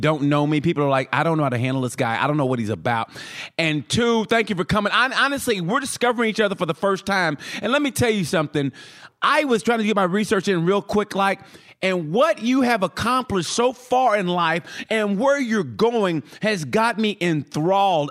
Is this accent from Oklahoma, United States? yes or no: yes; Oklahoma, United States; moved away; also born or lived in Texas; I'm from Oklahoma originally